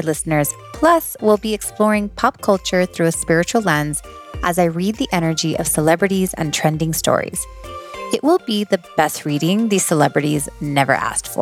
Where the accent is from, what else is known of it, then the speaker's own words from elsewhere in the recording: Miami, Florida, United States; moved away as an adult; also born or lived in New Jersey / Western North Carolina; now in Asheville, United States; I grew up in Miami. They moved us to Miami when I was 7, so I lived there most of my life.